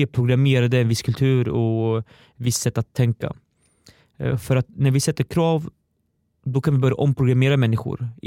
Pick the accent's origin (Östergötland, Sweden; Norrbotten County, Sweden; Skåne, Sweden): Östergötland, Sweden; accent: Östergötland dialect; jag har hört att jag behöver jobba på min östgötska